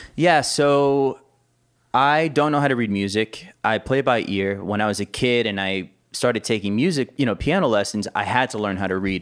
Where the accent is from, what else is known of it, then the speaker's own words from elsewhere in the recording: Miami, Florida, United States; I was actually born and raised in Miami, Florida